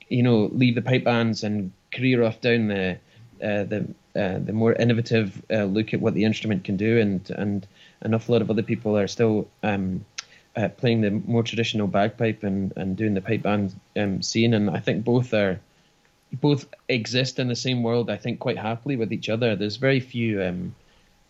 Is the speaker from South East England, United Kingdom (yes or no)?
no; Ballingry, Scotland, United Kingdom; I grew up in Ballingrey, just a village in Fife